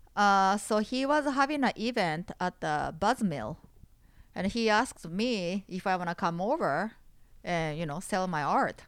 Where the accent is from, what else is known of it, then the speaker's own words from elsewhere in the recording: Takamatsu, Kagawa, Japan; English is a second language; moved away as an adult; now in Texas, United States; in my hometown, Takamatsu